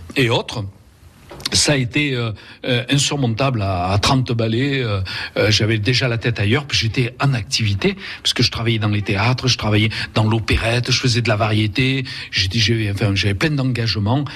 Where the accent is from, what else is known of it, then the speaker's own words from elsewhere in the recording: Vaucluse, Provence-Alpes-Côte d'Azur, France; also born or lived in Spain; c'était chez nous en Vaucluse